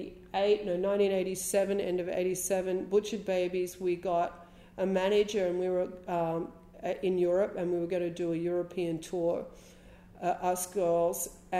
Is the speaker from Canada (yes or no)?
no; Wollongong, New South Wales, Australia; also born or lived in Sydney / Heathcote; they moved into a house in Wollongong when I was a teenager.